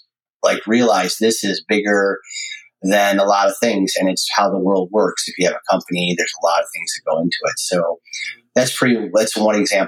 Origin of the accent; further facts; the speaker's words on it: Amherst, New York, United States; now in California, United States; I grew up in Buffalo, New York, or Amherst.